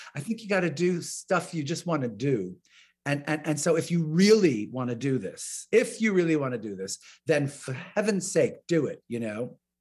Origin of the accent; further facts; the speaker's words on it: New York, United States; I'm from New York, because my relatives all live in New York